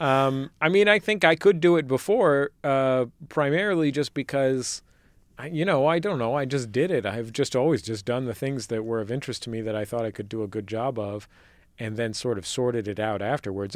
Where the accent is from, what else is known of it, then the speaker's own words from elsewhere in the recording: San Francisco Bay Area, California, United States; I'm from the Bay, uh, where multiculturalism is presumed.